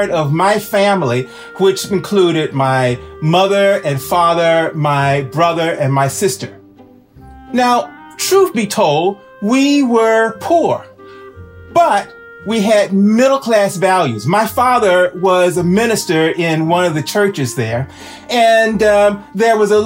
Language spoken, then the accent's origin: English; Houston, Texas, United States; now in Boston, United States; I grew up in Houston, Texas